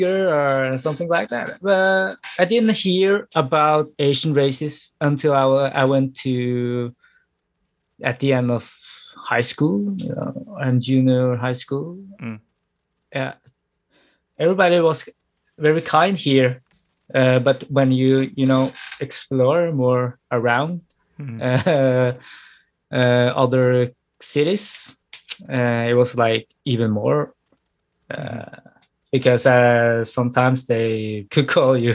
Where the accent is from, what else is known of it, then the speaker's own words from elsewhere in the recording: Norway; also born or lived in Thailand; I was born in Thailand, born and raised, and I was also raised in Norway, and I became a Norwegian